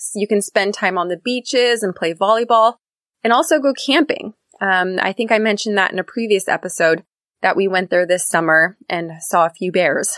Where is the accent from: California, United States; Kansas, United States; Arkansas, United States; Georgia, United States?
California, United States; Northern; I'm from Northern California.